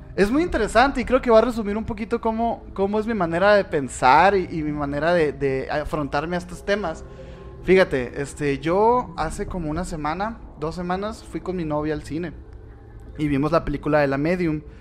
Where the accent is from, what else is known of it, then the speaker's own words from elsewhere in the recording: Sonora, Mexico; somos de Sonora